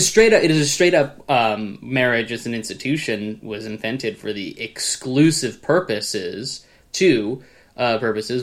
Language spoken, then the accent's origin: English; United States; I'm an American